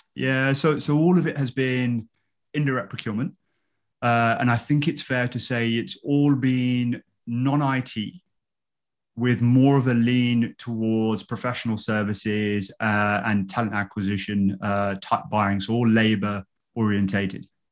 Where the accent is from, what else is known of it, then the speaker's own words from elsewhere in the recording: London, United Kingdom; now in Woking, United Kingdom; I grew up in London uh, and uh, I'm currently living with my wife in Woking.